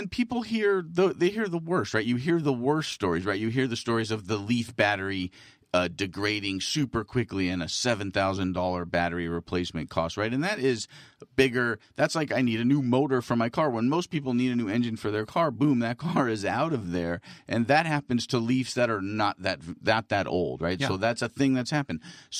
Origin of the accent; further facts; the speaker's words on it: California, United States; born there; I was born in California. My mother was born in California.